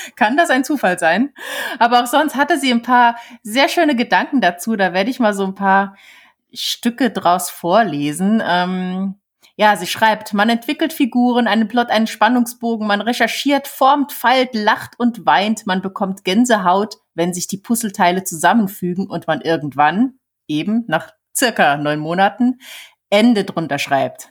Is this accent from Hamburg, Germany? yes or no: no; Saarland, Germany; hier bei uns im Saarland gibt's Radio Salü.